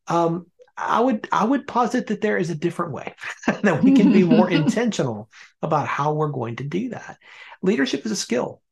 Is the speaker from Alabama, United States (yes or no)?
yes; Birmingham, Alabama, United States; moved away as an adult; now in Northern Virginia, United States; I was born and raised in Birmingham